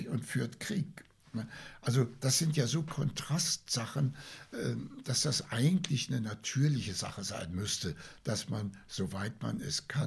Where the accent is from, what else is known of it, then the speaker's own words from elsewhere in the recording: Leipzig, Saxony, Germany; wir kommen ja aus Leipzig, das ist 20 Kilometer entfernt, der Ort Lütschena.